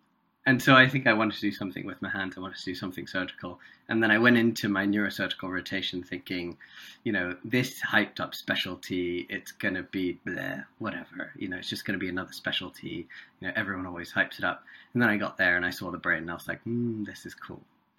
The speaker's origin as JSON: {"language": "English", "town": "Chennai", "region": "Tamil Nadu", "country": "India", "tie": "born or raised there", "also_born_or_lived": "Singapore", "first_language": "Tamil", "second_language": "English", "said": "I grew up in Chennai. In South India. And so I speak Tamil."}